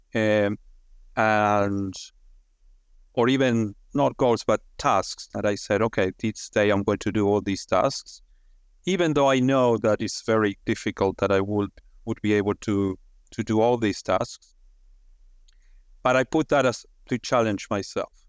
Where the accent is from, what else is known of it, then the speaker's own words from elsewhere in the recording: Argentina; moved away as an adult; also born or lived in United Kingdom; now in Australia; I'm originally from Argentina.